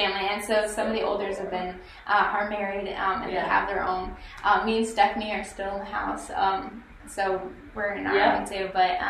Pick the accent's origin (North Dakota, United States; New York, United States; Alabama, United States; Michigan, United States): Michigan, United States; moved away; also born or lived in Nashville, Tennessee / Cherokee, North Carolina; So, okay, so we're from Michigan originally.